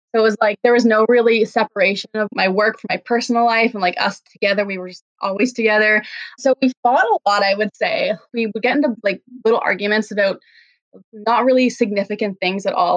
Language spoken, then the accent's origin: English; East Coast, Canada; born or raised there; moved away as an adult; now in Vancouver, Canada